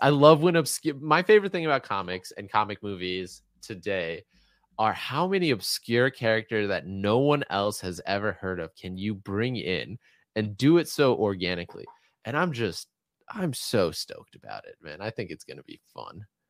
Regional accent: Atlanta, Georgia, United States; as a kid growing up in Atlanta, I never ever saw anybody playing street hockey

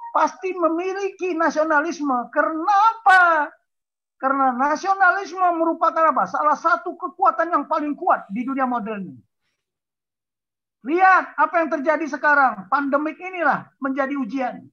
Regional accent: Ciamis, West Java, Indonesia; born there; Saya Batak lahir di Ciamis kok.

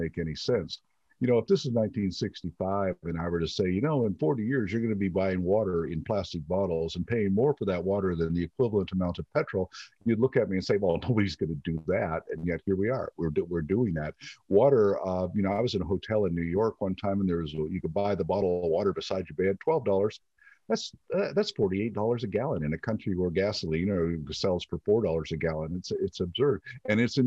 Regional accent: Eastern Canada, Canada; born or raised there; moved away

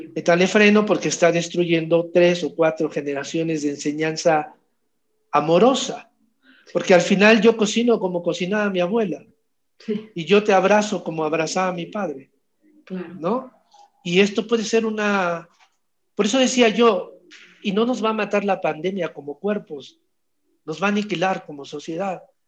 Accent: Mexico

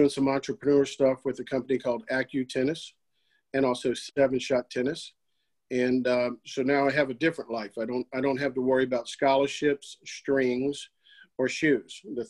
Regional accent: Norfolk, Virginia, United States; I'm born and raised in Norfolk.

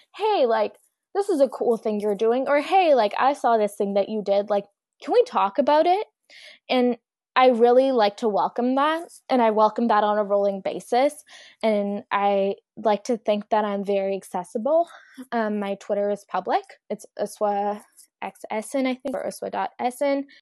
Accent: Mississauga, Ontario, Canada; also born or lived in Pakistan; I grew up in Mississauga, which is quite diverse

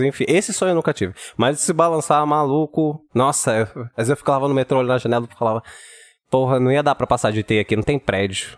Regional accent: Brazil; a gente é brasileiro

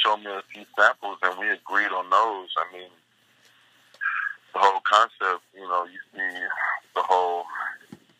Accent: Compton, California, United States; I'm from Compton

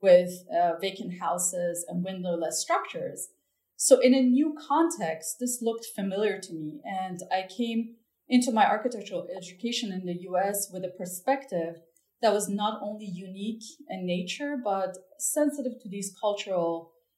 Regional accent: Tehran, Tehran Province, Iran; moved away; I grew up in Tehran, which is the capital city of Iran

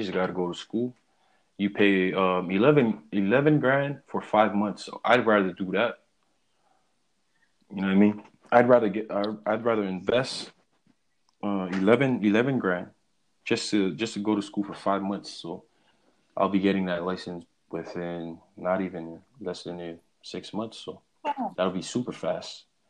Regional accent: Hawaii, United States; now in Oregon, United States; They told me that the fact that I was from Hawaii, and there's only two ways you can cut hair in the state of Oregon

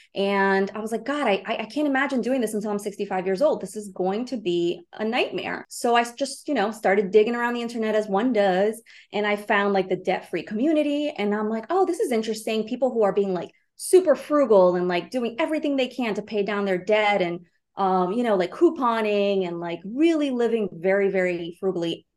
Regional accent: Brazil; now in New York City, United States; I'm an immigrant. I was born in Brazil

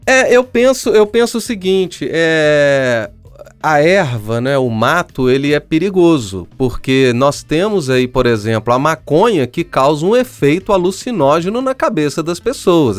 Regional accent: São João del-Rei, Minas Gerais, Brazil; Eu sou de uma cidade histórica, sou de São João Del Rei, Minas Gerais

